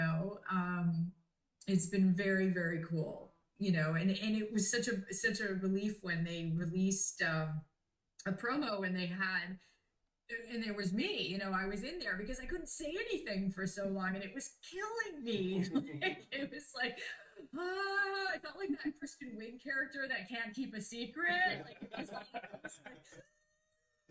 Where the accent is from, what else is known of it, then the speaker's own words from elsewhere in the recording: Canada; moved away; I'm Canadian and I wasn't able to go home and see my family.